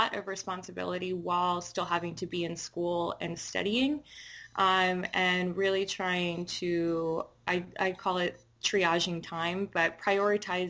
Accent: New York City, New York, United States; I grew up in Inwood, Washington Heights

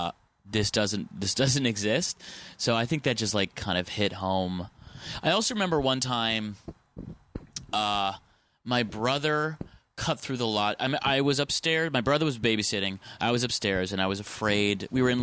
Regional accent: Ann Arbor, Michigan, United States; I'm from Ann Arbor, Michigan

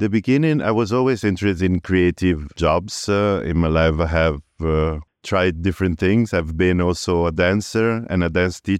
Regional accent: Padua, Veneto, Italy; moved away; Yes, I was born in Padua.

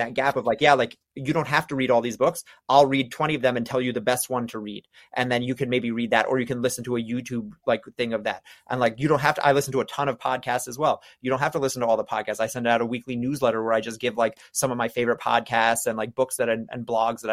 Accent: New York, United States; I'm from New York. I talk fast.

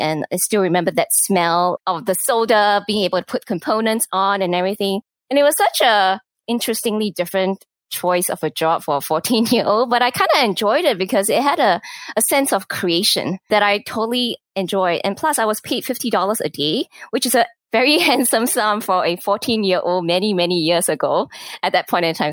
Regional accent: Singapore; moved away as an adult; also born or lived in Japan / Hong Kong / Malaysia / United States; I, was born and raised in Singapore

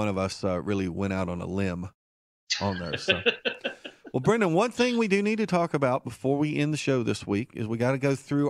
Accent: Martinsville, Virginia, United States; We will talk about Martinsville, my hometown, next week

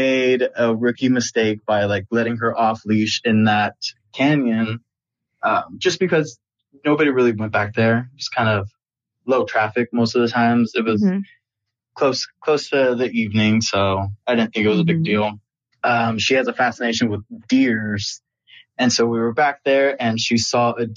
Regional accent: Austin, Texas, United States; I'm actually from Austin, Texas

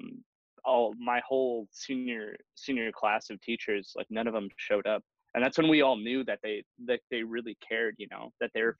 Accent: Milwaukee, Wisconsin, United States; I was born and raised in Milwaukee.

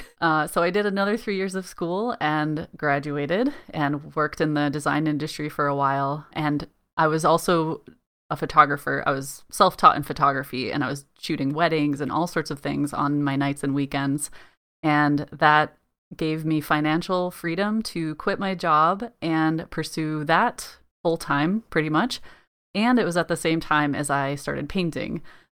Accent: Colorado, United States; now in United Kingdom; I mentioned before that I came from Colorado, which is landlocked. You know, we have the mountains and everything, but it's very dry, arid climate.

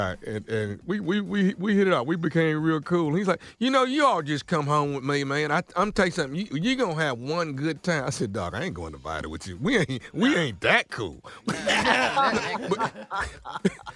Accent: Houston, Texas, United States; down the street from my hometown, Houston, Texas

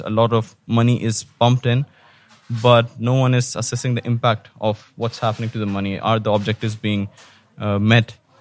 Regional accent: Pakistan; moved away as an adult; now in Qatar; I'm from Pakistan. I moved to Qatar in 2011.

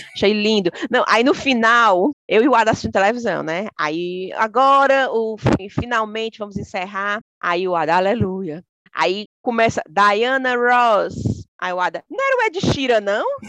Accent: Brazil; now in United Kingdom; somos nós, né, brasileiras

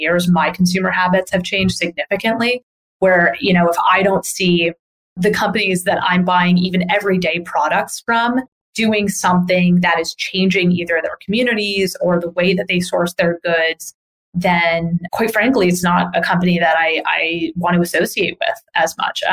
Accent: New York area, United States; also born or lived in Boston; I'm from the New York area. I lived in Boston for a number of years

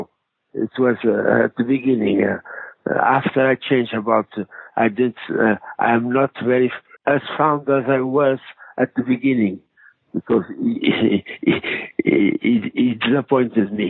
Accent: Mozambique; English is a second language; moved away; I grew up in Mozambique, in Portuguese Africa colony.

